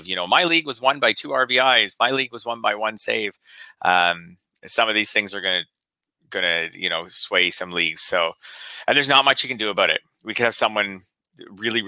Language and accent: English; Canada; as a Canadian